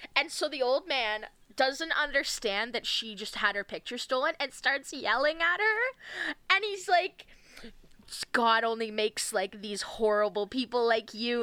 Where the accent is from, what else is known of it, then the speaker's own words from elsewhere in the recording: Ontario, Canada; growing up in Ontario in like 2006